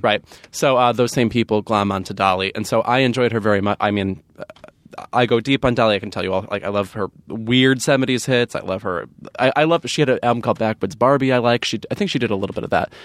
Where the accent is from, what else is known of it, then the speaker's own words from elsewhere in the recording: Lemont, Illinois, United States; now in Los Angeles, United States; my hometown has Lamont, Illinois